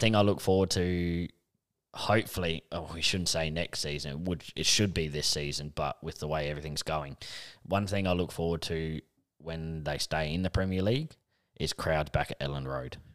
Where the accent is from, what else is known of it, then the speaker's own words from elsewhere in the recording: Australia; being Australian